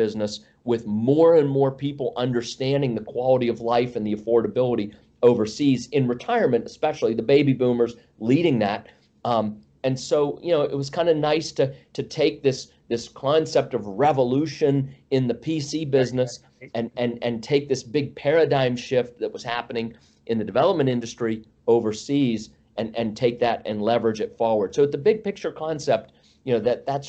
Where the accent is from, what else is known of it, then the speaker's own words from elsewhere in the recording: Northwest Pennsylvania, United States; moved away as an adult; also born or lived in Northern Virginia; I grew up in Northwest Pennsylvania